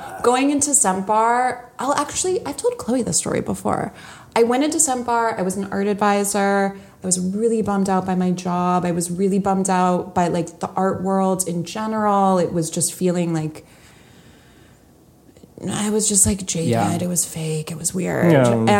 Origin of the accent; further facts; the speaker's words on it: Palos Verdes, California, United States; I was in Palos Verdes, my hometown